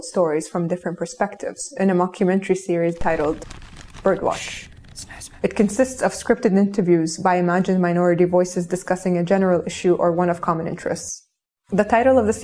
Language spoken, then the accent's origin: English; Kuwait; I grew up in Kuwait in the early 90s, where I was raised by screens